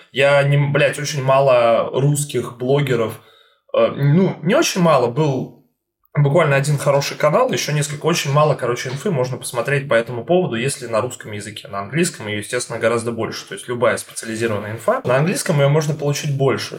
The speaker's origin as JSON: {"language": "Russian", "region": "Saint Petersburg", "country": "Russia", "said": "Я как человек, который из Питера сам"}